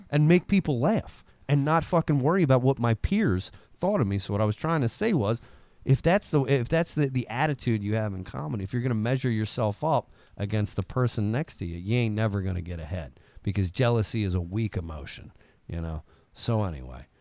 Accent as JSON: {"language": "English", "town": "Parkville", "country": "United States", "said": "I'm from Parkville"}